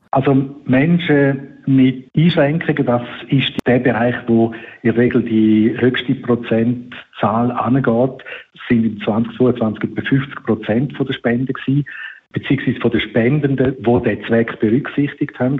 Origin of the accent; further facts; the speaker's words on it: Switzerland; bei uns in der Schweiz